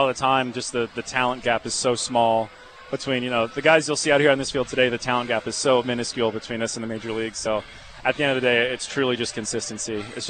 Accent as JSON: {"language": "English", "town": "Norfolk", "region": "Virginia", "country": "United States", "tie": "born or raised there", "said": "It was back in my hometown in Norfolk, Virginia, where the AAA team for the Orioles is."}